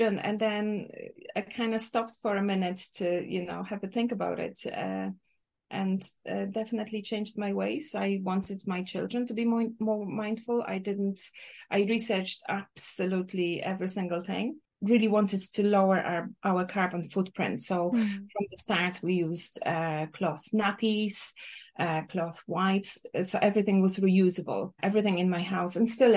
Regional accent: Poland; English is a second language; moved away as an adult; also born or lived in Ireland; now in Cork, Ireland; I grew up in Poland. I moved to Ireland almost 20 years ago

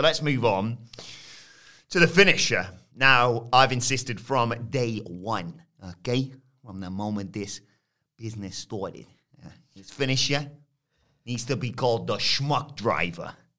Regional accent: United Kingdom; we're British

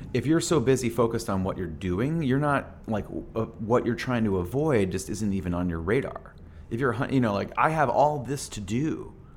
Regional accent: Phoenix, Arizona, United States; we're this band from Phoenix

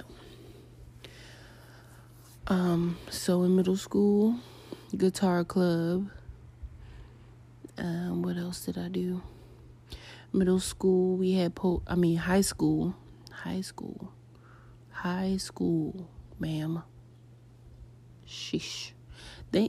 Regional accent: Baltimore, Maryland, United States; I'm a millennial from Baltimore

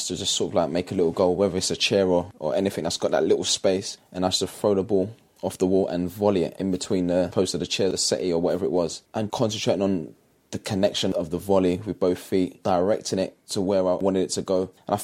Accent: London, United Kingdom; It was tough because obviously I grew up in East London, working class background.

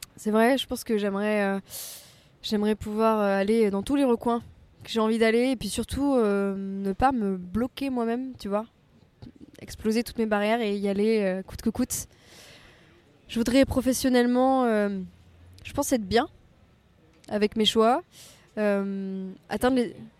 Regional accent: Provence-Alpes-Côte d'Azur, France; now in Paris, France; je ne pourrai jamais me défaire du soleil et de la mer en tant que bonne provençale

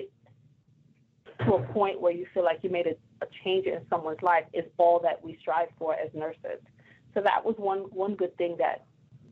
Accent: New York City, New York, United States; moved away; I'm from Brooklyn, New York

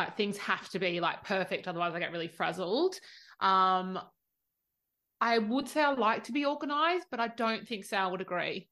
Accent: Australia; I'm the Aussie

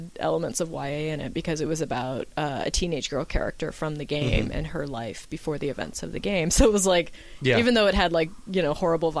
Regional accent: Canada; I read Tintin and Asterix growing up, being Canadian

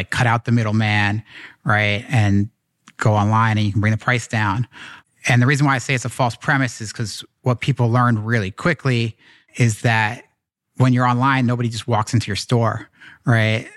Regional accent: New York, United States; I grew up here in in New York

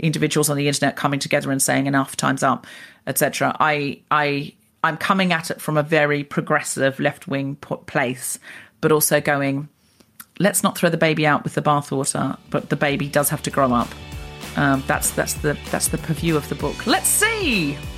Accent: Australia; moved away as an adult; I'm Australian.

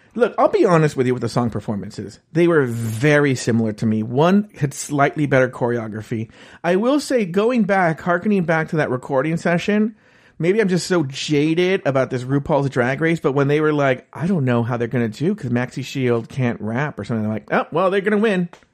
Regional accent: United States; I'm an American.

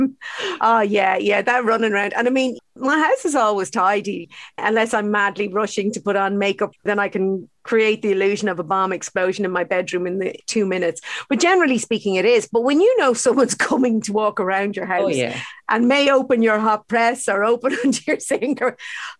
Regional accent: Ireland; would have been brought up with very unhealthy diets, actually, to be honest, as Irish kids.

